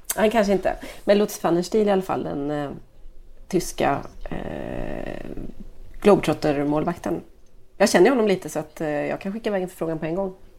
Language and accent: Swedish; Sweden; jag är svensk